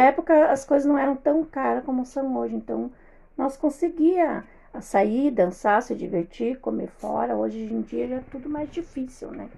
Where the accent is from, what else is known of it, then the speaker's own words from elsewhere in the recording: Passo Fundo, Rio Grande do Sul, Brazil; nasci em Passo Fundo